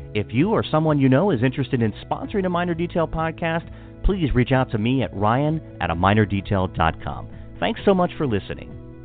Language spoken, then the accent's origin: English; Hagerstown, Maryland, United States; moved away as an adult; also born or lived in Montgomery County, Maryland; I'm born and raised in Hagerstown, um, and grew up there, lived there all my life, and then I live in Montgomery County now